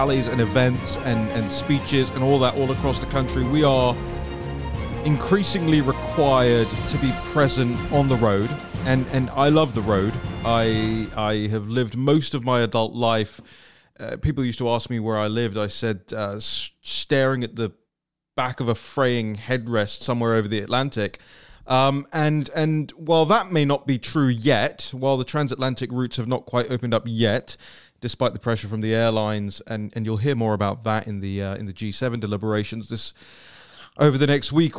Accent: England, United Kingdom; now in Washington, D.C., United States; I'm so English

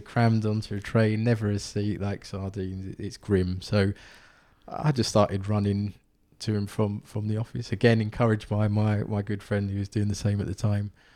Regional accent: London, United Kingdom; also born or lived in County Durham; growing up in Southeast London

